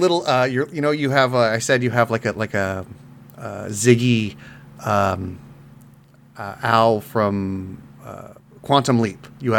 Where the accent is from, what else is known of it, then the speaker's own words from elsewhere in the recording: South Africa; I can't do a South African. I'm South African.